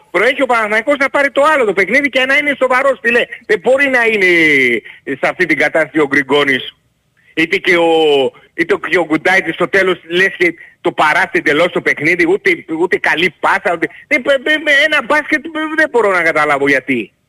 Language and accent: Greek; Greece; Σαν Έλληνας μόνο, έτσι.